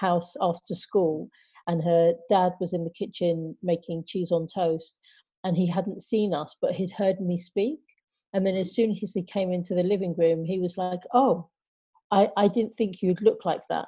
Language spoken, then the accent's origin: English; London, United Kingdom; I'm born and bred in London, in the United Kingdom